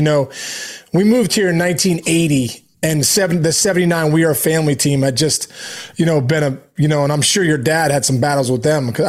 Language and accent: English; Pittsburgh, Pennsylvania, United States; also born or lived in Willingboro, New Jersey; Man, I've lived in Pittsburgh my whole life, but I was born in Willingboro, New Jersey. And I lived there for a few years.